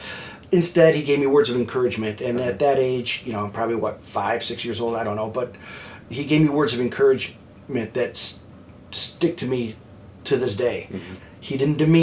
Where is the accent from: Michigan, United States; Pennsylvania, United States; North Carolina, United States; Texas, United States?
Michigan, United States; Detroit; also born or lived in Dallas; I think that's how Detroiters are, and I'm thankful to grow up in a city that has a backbone like